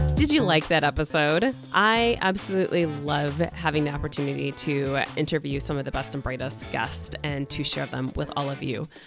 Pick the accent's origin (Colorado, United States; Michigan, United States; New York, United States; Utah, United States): Michigan, United States; Irish Hills; I grew up in the Irish Hills